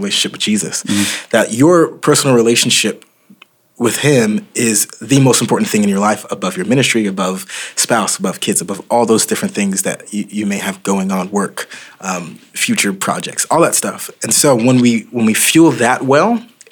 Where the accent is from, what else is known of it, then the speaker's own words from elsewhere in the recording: Oklahoma, United States; moved away as an adult; also born or lived in Dallas; I was raised in Oklahoma, but we went to school in Dallas